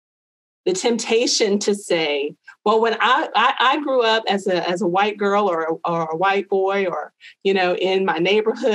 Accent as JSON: {"language": "English", "country": "United States", "tie": "born or raised there", "said": "I growing up in America"}